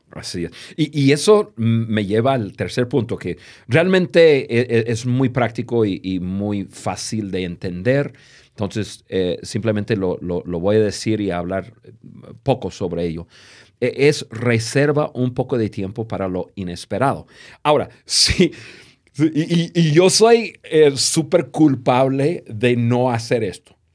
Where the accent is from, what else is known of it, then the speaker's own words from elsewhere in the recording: United States; Spanish is a second language; moved away as an adult; now in Mexico; el gringo, que yo soy